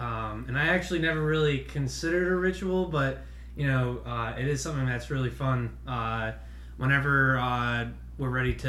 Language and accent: English; Rhode Island, United States; now in Raleigh, United States; I'm actually from Rhode Island, so I'm a New England sports fan